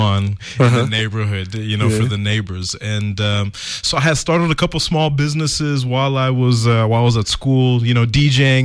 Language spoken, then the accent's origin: English; Texas, United States; moved away as an adult; also born or lived in Eastern Cape, South Africa / Zimbabwe / Los Angeles / New York; now in South Africa; We grew up in Texas for a long time